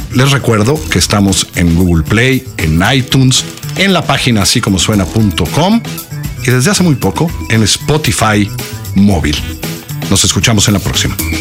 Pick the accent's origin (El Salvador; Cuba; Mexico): Mexico